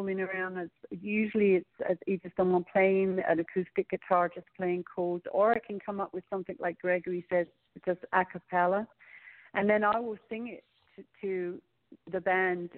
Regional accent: London, United Kingdom; moved away; We had three gigs in London, and I'm actually planning a trip to go back to plan another trip there, because we had such a good response, and it's my hometown

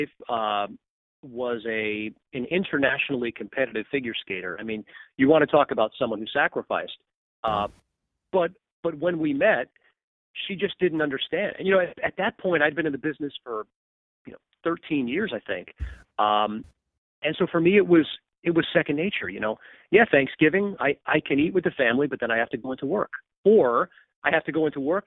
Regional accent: Long Island, New York, United States; I grew up on Long Island, so Buffalo's not around the corner

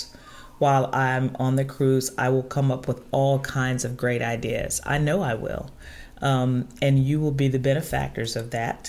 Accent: Chicago, Illinois, United States; moved away; I was originally from Chicago

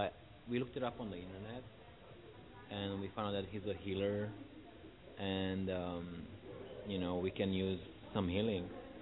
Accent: Romania; moved away; I'm from Romania.

